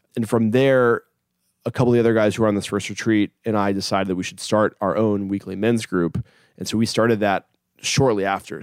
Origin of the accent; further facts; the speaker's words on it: Hampton, Virginia, United States; moved away; I'm 31 and I'm from Hampton, Virginia originally.